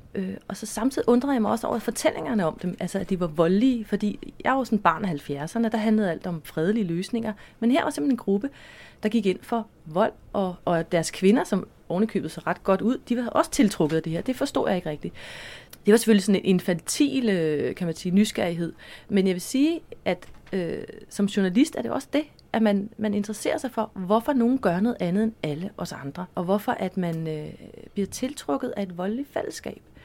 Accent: Copenhagen, Capital Region of Denmark, Denmark; jeg voksede op på Amager

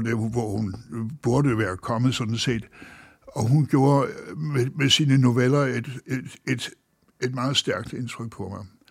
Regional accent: Denmark; hjemme i Danmark

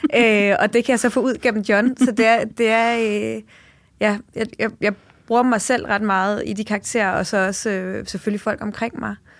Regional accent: Jutland, Denmark; now in Copenhagen, Denmark; Jeg er selv, øh, født og opvokset i Jylland

